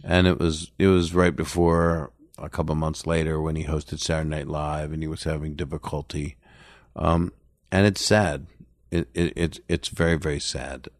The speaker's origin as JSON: {"language": "English", "town": "Philadelphia", "region": "Pennsylvania", "country": "United States", "tie": "born or raised there", "moved": "yes", "said": "my hometown, Philly"}